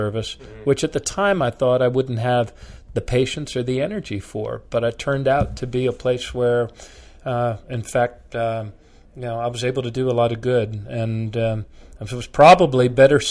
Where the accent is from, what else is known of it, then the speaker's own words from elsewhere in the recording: Bethesda, Maryland, United States; moved away as an adult; now in Baltimore, United States; growing up in the Washington area